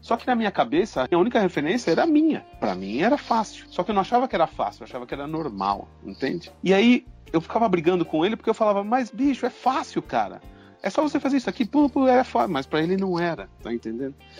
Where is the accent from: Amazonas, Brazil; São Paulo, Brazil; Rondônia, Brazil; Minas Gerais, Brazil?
São Paulo, Brazil; São Bernardo do Campo; São Bernardo do Campo, que é a minha cidade natal